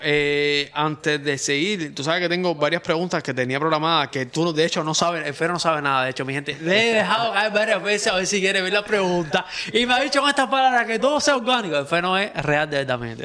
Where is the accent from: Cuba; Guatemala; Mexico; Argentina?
Cuba; nosotros somos cubanos